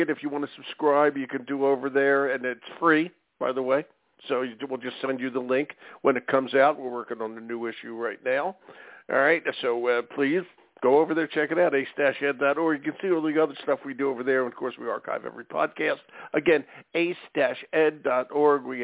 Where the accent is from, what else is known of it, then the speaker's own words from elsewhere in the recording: Michigan, United States; also born or lived in St. Joseph, Michigan; Yeah, yeah, yeah. I live in Michigan, born and raised in Michigan.